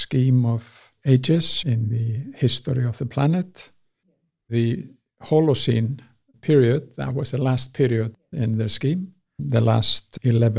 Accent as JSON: {"language": "English", "area": "Westman Islands", "region": "South Iceland", "country": "Iceland", "tie": "born or raised there", "also_born_or_lived": "Reykjavik / Manchester", "moved": "as an adult", "said": "I was born and raised in the Westman Isles"}